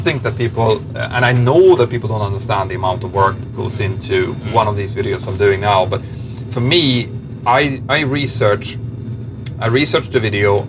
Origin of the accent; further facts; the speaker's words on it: Örnsköldsvik, Västernorrland County, Sweden; Örnsköldsvik, which yeah. is my hometown, then up to Bilsjö, which is where I'm from, a little tiny village